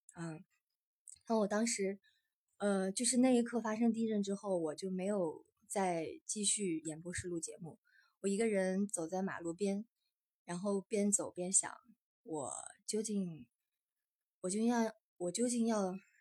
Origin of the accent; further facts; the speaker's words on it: northern China, China; 因为我也算是土生土长的北方人 从小是在北方长大